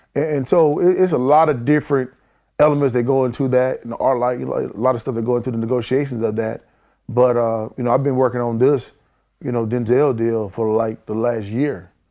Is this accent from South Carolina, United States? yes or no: yes; near Spartanburg, South Carolina, United States; in my hometown, and then in Spartanburg, which is, you know, fifteen minutes away from my hometown, I spent a lot of time there. And then Spartanburg County, which is the cli-, county we